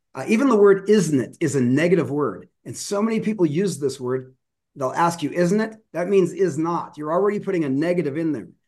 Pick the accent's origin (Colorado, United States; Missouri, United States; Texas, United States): Colorado, United States; Denver; I grew up in Denver